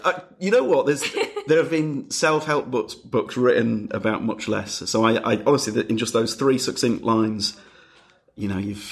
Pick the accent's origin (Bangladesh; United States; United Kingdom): United Kingdom; Leeds, Yorkshire and the Humber; I'm from Leeds